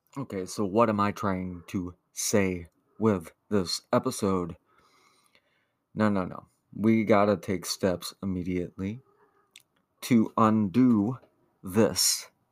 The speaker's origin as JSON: {"language": "English", "region": "the South", "country": "United States", "tie": "born or raised there", "said": "I grew up in Ronald Reagan's America. Poor in the South"}